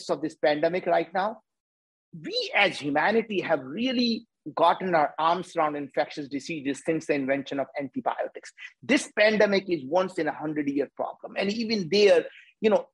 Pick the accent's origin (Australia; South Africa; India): India; As Indians